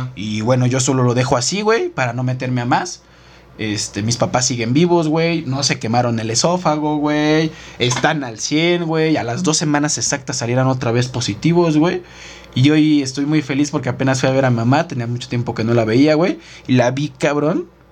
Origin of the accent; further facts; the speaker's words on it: Mexico; como mexicanos